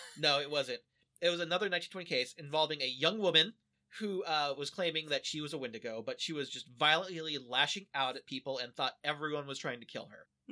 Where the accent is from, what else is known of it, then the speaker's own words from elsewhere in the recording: Kansas, United States; I'm, I'm from Kansas